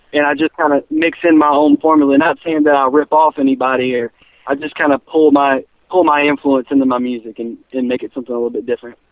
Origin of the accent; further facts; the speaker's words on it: Charlotte, North Carolina, United States; We're from the Charlotte area